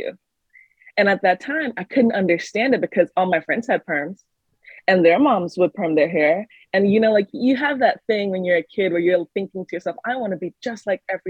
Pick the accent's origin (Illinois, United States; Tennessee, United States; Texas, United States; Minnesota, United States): Texas, United States; moved away as an adult; also born or lived in New York; I lived in Texas prior to, I grew up somewhat in Texas. Then I came to New York for college